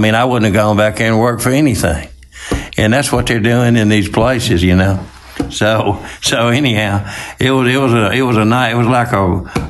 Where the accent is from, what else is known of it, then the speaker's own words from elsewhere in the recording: Water Valley, Mississippi, United States; I graduated from high school in Water Valley. We had a big chicken processing plant there